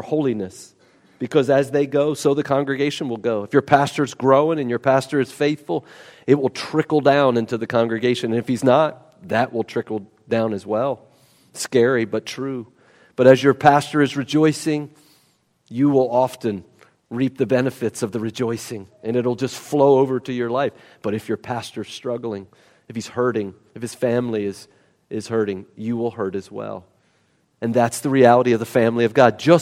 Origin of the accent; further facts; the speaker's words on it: West Virginia, United States; I'm a nobody from West Virginia.